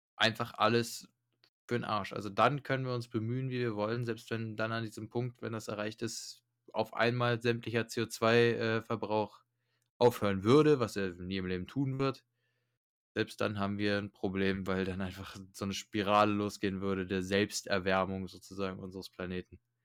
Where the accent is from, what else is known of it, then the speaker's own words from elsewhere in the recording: Germany; bei uns in Deutschland